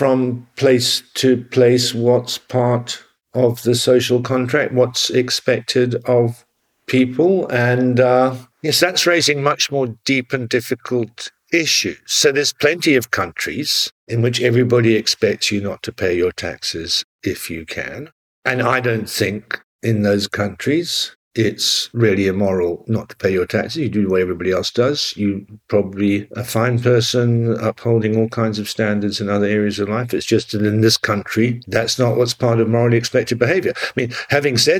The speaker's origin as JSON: {"language": "English", "region": "London", "country": "United Kingdom", "said": "I'm from North London"}